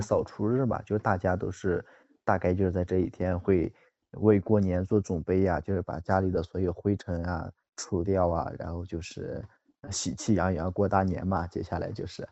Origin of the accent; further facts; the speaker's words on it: northern China, China; 我是北方人